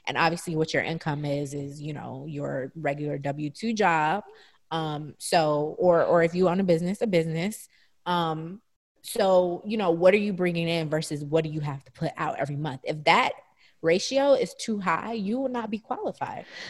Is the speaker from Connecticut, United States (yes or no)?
no; Atlanta, Georgia, United States; moved away; I had gone back home this entire summer. So I was in, you know, my hometown, Atlanta